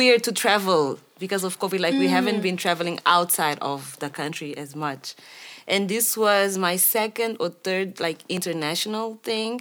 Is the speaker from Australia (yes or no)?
no; Mozambique; also born or lived in Maputo; I'm from Mozambique